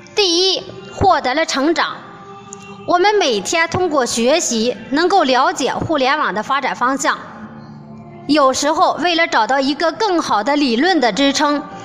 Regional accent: Shijiazhuang, Hebei, China; 我的家在河北石家庄

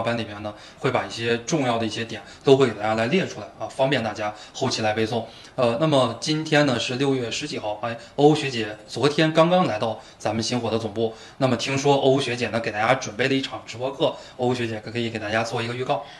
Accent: Zhangjiakou, Hebei, China; 我的出生地呢，是在河北张家口哦，其实跟山西那边是挨着的

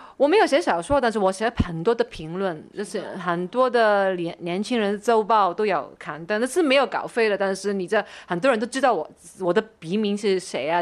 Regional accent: Kowloon, Hong Kong; also born or lived in Wan Chai, Hong Kong / Sha Tin, Hong Kong; 我出生的时候是在九龙，我住到十多岁，我自己就搬了去湾仔跟我爷爷住

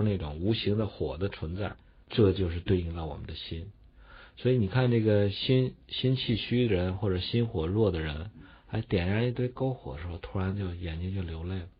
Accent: northern China, China; 我们北方人吃的就鼠，叫黄米

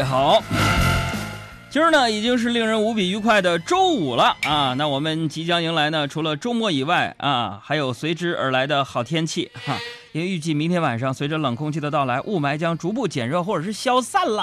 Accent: Northeast China, China; 你别看我是个东北爷们儿

